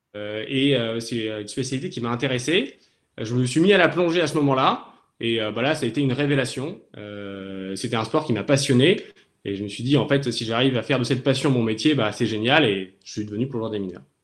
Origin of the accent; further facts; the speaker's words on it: Toulon, Provence-Alpes-Côte d'Azur, France; moved away as an adult; now in Cherbourg, France; J'ai grandi à Toulon, dans le sud de la France.